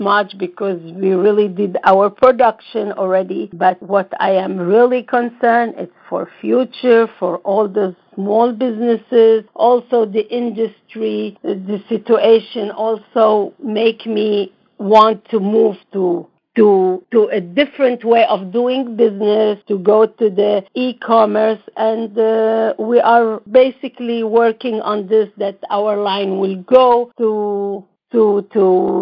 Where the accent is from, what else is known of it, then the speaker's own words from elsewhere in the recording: Lebanon; also born or lived in Israel; now in New York, United States; I am from the Middle East, and I was born in Lebanon, but then I moved to Israel